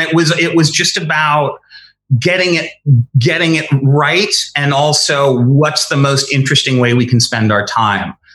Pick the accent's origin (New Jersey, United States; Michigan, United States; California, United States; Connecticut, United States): Connecticut, United States; I grew up in Connecticut